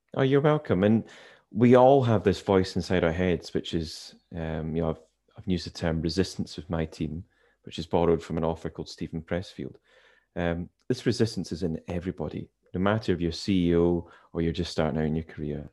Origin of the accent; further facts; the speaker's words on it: Inverness, Scotland, United Kingdom; now in Edinburgh, United Kingdom; I was born in Inverness, which for those who are familiar with Scotland's up in the Highlands